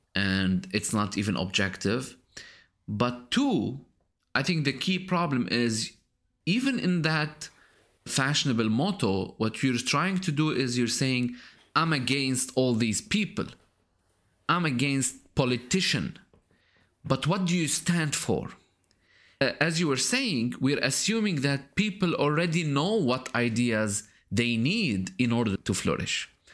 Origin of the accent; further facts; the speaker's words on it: Lebanon; moved away; my latest visit to my home country, Lebanon